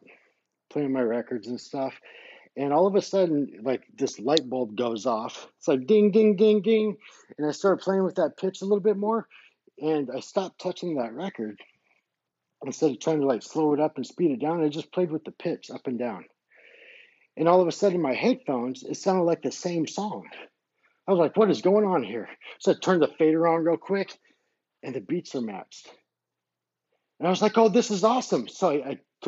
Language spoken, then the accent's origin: English; United States; also born or lived in Colorado Springs, Colorado; I'm an American DJ